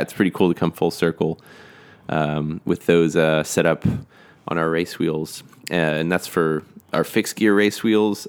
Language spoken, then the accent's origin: English; Austin, Texas, United States; I grew up in Austin